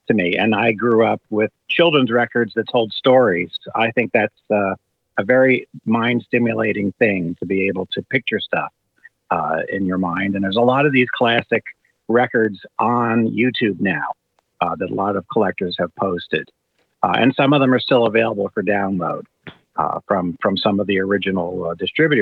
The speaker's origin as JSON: {"language": "English", "town": "Miami", "region": "Florida", "country": "United States", "tie": "born or raised there", "said": "I grew up, we moved to Florida. I grew up in the Miami, Fort Lauderdale area"}